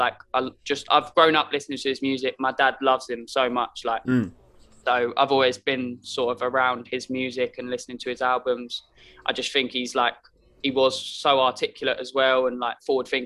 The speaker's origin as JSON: {"language": "English", "town": "Stevenage", "region": "East of England", "country": "United Kingdom", "tie": "born or raised there", "said": "I've always grown up in Stevenage. So I was born in Lister and just lived in Chels pretty much my whole"}